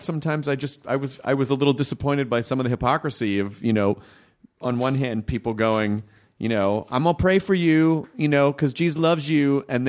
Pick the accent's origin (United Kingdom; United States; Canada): United States; the South; And growing up in the South, there's a giant, like, you're in the that's the Bible Belt.